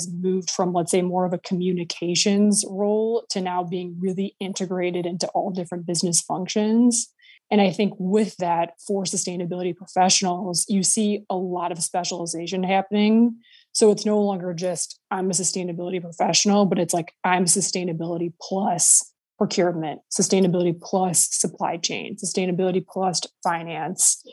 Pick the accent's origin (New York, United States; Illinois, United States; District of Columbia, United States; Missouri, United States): Missouri, United States; St. Louis; moved away as an adult; also born or lived in Switzerland; I went to work for 3 months from my hometown of St. Louis